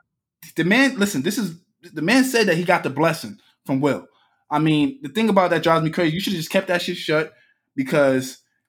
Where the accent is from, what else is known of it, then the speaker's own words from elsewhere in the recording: New York, United States; I'm from Brooklyn.